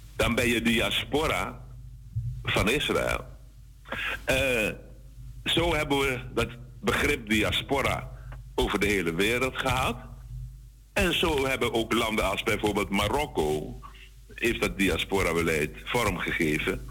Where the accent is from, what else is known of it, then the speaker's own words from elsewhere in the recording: Suriname; wij moeten hebben als Surinamers